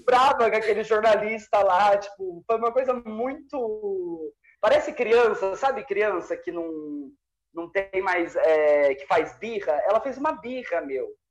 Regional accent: Brazil; Eu sou brasileiro.

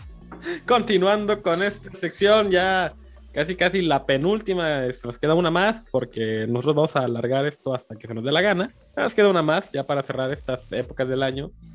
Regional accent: Mexico; uno como mexicano lo vive

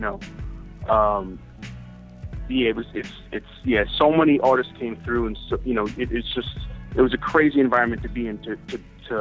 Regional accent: Wisconsin, United States; moved away; also born or lived in New York; I came from Wisconsin, I was a little bit looser about certain things

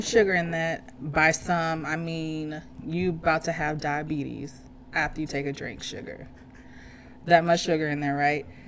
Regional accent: Pacific, Missouri, United States; also born or lived in St. Louis; I spent most of my adolescent, teenage, and a few years of my adult life in Pacific, Missouri

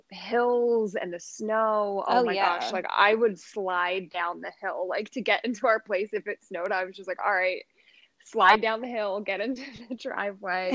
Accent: Holland, Pennsylvania, United States; also born or lived in Chicago, Illinois / Newtown, Pennsylvania; I grew up in Holland actually and went to Castle Rock

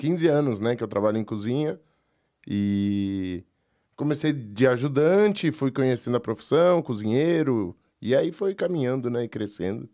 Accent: São Paulo, Brazil; Eu nasci aqui em São Paulo, mas a, bom, a família é da fronteira, tem uma outra parte da família que é de São Paulo.

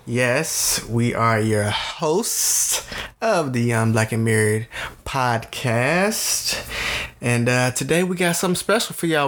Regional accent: Tennessee, United States; we are from Tennessee

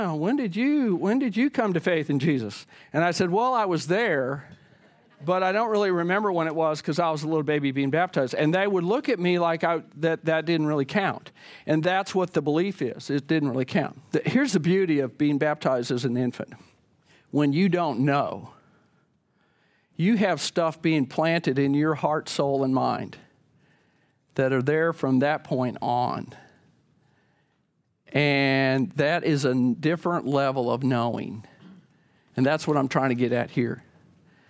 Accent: the Bible Belt, United States; when I was a kid growing up in the Bible Belt

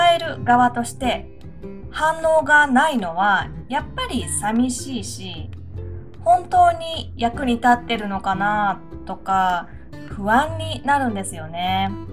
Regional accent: Aichi, Japan; 私は愛知県で生まれて、祖父は高知県に住んでいましたから

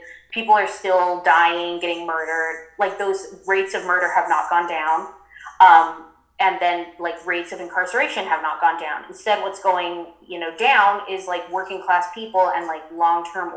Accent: Humboldt County, California, United States; now in Joshua Tree, United States; I'm from the Emerald Triangle. That's where I grew up

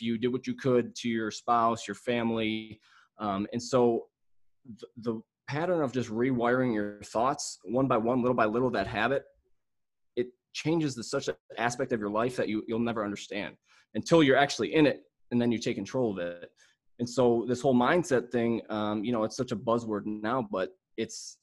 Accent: Mentor, Ohio, United States; I am from, well, Mentor, Ohio, which is like 20 minutes outside of Cleveland

